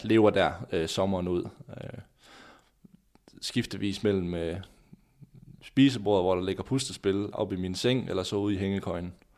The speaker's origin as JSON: {"language": "Danish", "town": "Skanderborg", "region": "Central Denmark Region", "country": "Denmark", "said": "hjemme i Skanderborg"}